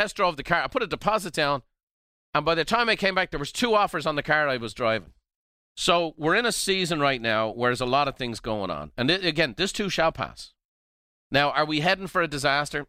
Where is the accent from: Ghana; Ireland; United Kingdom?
Ireland; now in United States; I'm a, an American by choice, Irish by birth